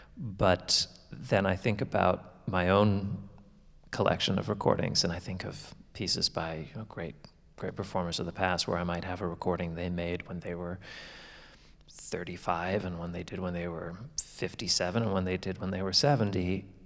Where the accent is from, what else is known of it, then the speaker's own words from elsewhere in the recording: Canada; now in Florida, United States; my hometown anymore because my parents, um, they retired and have actually moved to Florida, like all Canadians do eventually.